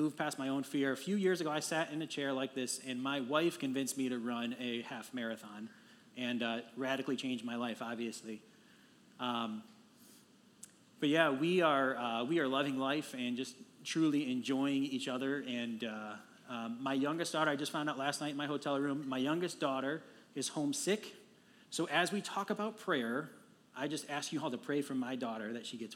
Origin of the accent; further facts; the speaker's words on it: Detroit, Michigan, United States; I am from Detroit. I'm a native of Detroit and have lived there